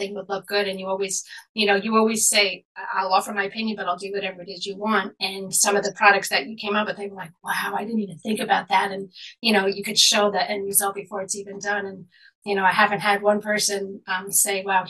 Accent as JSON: {"language": "English", "town": "New York City", "region": "New York", "country": "United States", "tie": "born or raised there", "moved": "yes", "lives_now": "Long Island, United States", "said": "born and raised in Manhattan, but eventually moved to Long Island"}